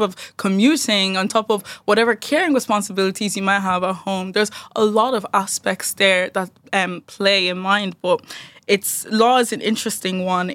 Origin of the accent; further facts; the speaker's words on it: Dundalk, County Louth, Ireland; from Dundalk